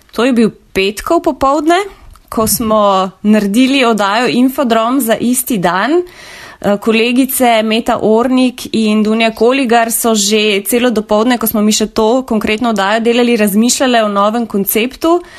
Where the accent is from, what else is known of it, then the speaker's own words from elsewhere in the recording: Novo Mesto, Southeast Slovenia, Slovenia; prihajam iz Dolenske, iz Novega mesta